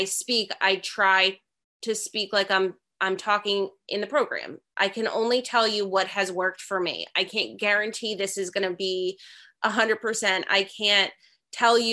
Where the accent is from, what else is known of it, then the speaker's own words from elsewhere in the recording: New Jersey, United States; I'm from New Jersey